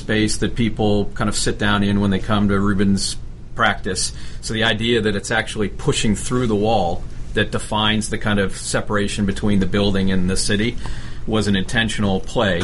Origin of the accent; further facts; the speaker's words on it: South Florida, United States; I grew up in South Florida